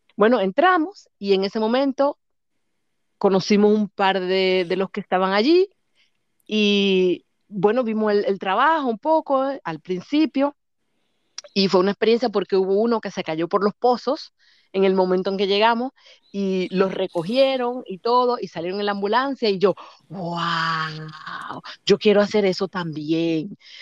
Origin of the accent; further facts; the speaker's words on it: Santo Domingo, Distrito Nacional, Dominican Republic; moved away as an adult; now in Germany; nací en Santo Domingo en el que se llamaba antes Centro Médico Nacional